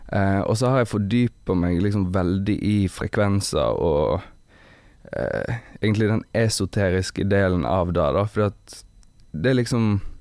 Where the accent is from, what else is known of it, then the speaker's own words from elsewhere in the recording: Evanger, Vestland, Norway; moved away; also born or lived in Bergen; Jeg er fra Evanger. Mm. Det er et kvarter før Voss.